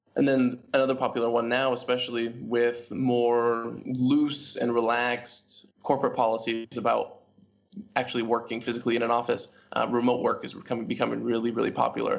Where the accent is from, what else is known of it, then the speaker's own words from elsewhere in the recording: Portland, Oregon, United States; moved away as an adult; also born or lived in Hong Kong / Hanoi, Vietnam; now in Vietnam; growing up in Portland, Oregon